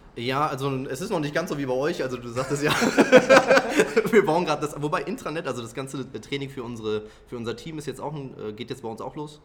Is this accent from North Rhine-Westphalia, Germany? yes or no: yes; Ruhr area, North Rhine-Westphalia, Germany; Ich komme ja aus dem Ruhrgebiet